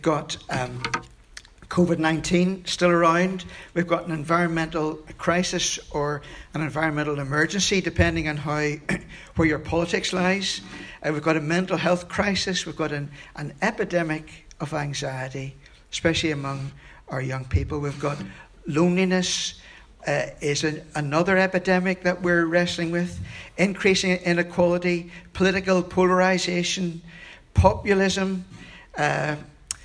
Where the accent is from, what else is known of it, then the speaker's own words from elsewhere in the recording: Belfast, Northern Ireland, United Kingdom; also born or lived in London; I grew up in East Belfast